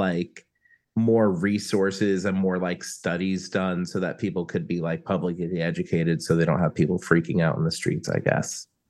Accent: New Jersey, United States; I grew up in Northwest New Jersey, so I'm very familiar with Pennsylvania roads.

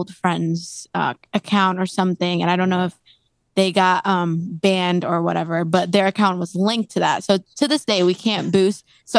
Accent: Indonesia; moved away; I'm from Indonesia

